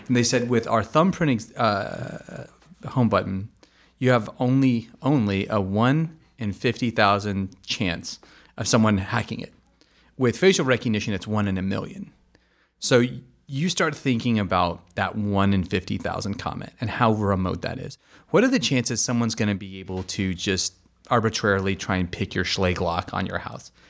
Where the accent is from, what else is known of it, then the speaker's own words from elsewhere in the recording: United States; being the American that I am